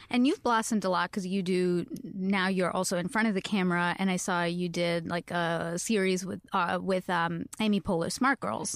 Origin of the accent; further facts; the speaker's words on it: Canada; I am Canadian.